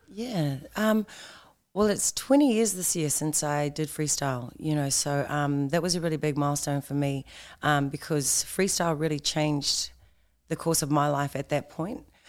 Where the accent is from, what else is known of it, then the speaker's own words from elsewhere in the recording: Tauranga, Bay of Plenty, New Zealand; I was actually born in Tauranga